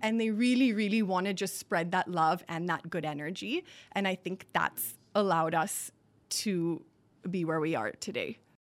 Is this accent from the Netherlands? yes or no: no; Singapore; also born or lived in Boston / New York; now in India; I grew up in Singapore